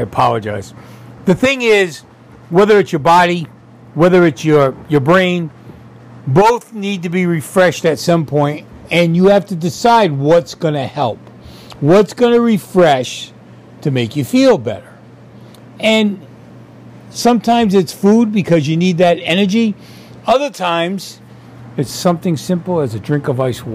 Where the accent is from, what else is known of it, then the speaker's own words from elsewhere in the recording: Sicily, Italy; moved away; when I was growing up in Sicily